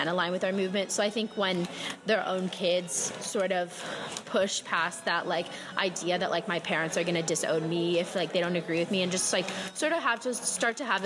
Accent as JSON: {"language": "English", "town": "Jacksonville", "region": "Florida", "country": "United States", "moved": "as an adult", "lives_now": "Miami, United States", "said": "I'm from Jacksonville, Florida, but I live in Miami for college"}